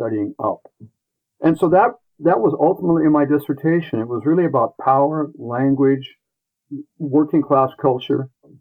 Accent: Everett, Washington, United States; I grew up in Everett with factory workers

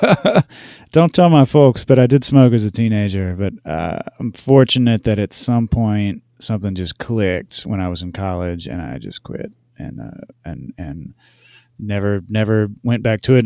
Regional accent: Hendersonville, North Carolina, United States; moved away as an adult; also born or lived in Louisiana; where I grew up in North Carolina

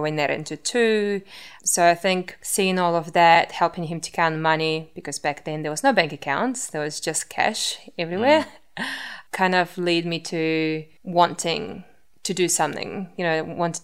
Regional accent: Russia; English is a second language; moved away as an adult; also born or lived in Moscow, Russia / Auckland, New Zealand; now in Wellington, New Zealand; So I grew up in Russia, and we moved to New Zealand with my family when I was 19.

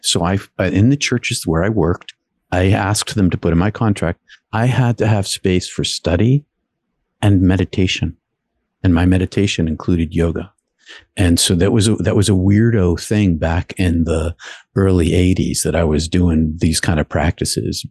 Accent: outside of Boston, Massachusetts, United States; I grew up outside of Boston in a blue collar city

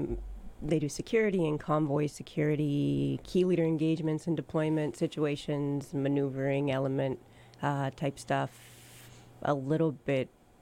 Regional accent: Phoenix, Arizona, United States; moved away as an adult; now in Massachusetts, United States; Oh, so I grew up in Phoenix, Arizona.

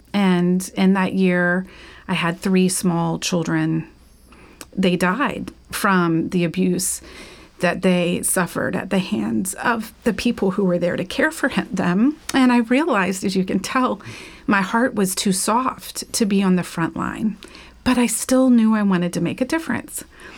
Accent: Florida, United States; growing up in Florida, well, just growing up, Gatorade is a common product.

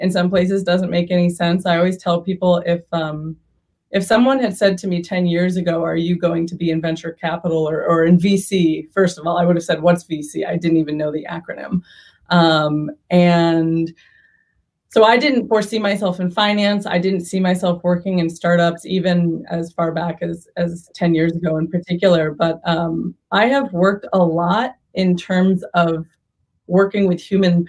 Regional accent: Boston, Massachusetts, United States; also born or lived in San Diego; now in Bay Area, United States; I grew up in Boston.

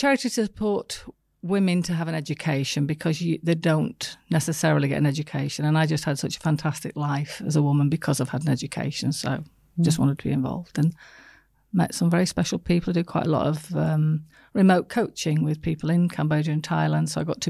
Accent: the north of England, United Kingdom; From the north of England.

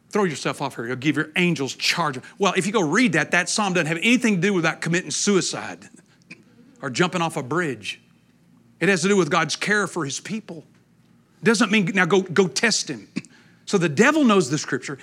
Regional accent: East Texas, United States; I'm from East Texas

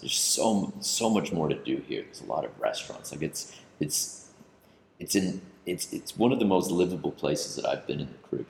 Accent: Canada; now in Antigua and Barbuda; being Canadian

